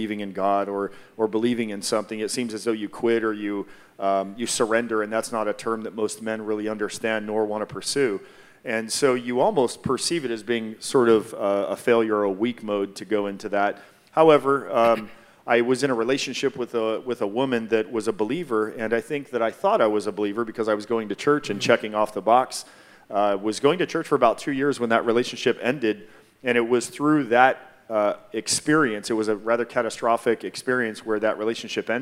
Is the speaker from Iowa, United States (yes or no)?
no; Hawaii, United States; moved away; I'm from Hawaii, and my parents are Japanese